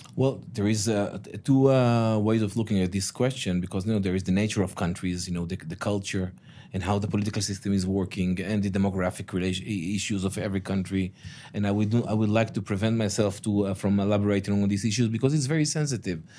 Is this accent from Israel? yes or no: yes; Israel; I'm the stakeholder from the Israeli side